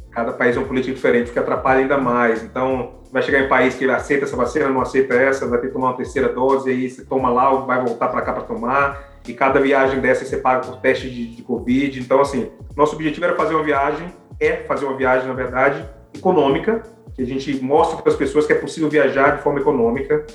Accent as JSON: {"language": "Portuguese", "country": "Brazil", "moved": "as an adult", "lives_now": "Canada", "said": "eu sou brasileiro"}